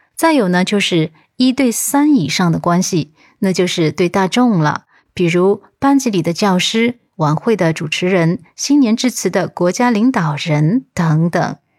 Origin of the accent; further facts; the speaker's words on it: China; 我们中国人